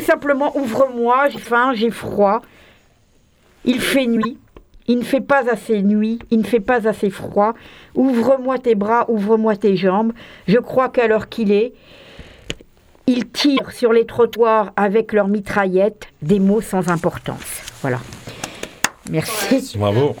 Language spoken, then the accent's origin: French; Marseille, Provence-Alpes-Côte d'Azur, France; en tant que Marseillais